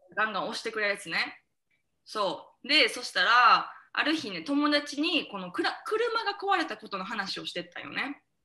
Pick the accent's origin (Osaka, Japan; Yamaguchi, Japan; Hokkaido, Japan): Osaka, Japan; 私と南が隣町出身なんよね大阪の